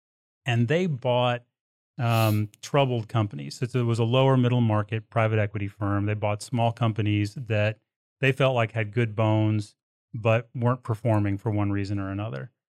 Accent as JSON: {"language": "English", "region": "Texas", "country": "United States", "tie": "born or raised there", "said": "So, I mean, I was born and raised in Texas. I moved around a lot when I was a kid. I kind of grew up around the chemical and environmental industry."}